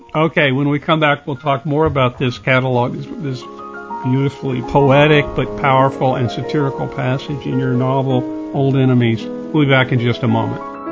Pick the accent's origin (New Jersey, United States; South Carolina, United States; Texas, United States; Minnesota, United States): Texas, United States; moved away; also born or lived in New York City area; as a Texan, and part-time Southerner.